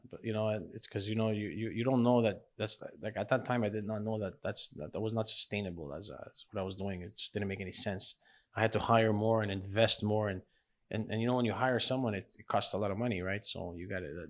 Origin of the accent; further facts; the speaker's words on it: Laval, Quebec, Canada; I grew up in Laval, Chambéry, Laval. Yeah. Um, uh, I was pretty much grew there, grew up there my whole life.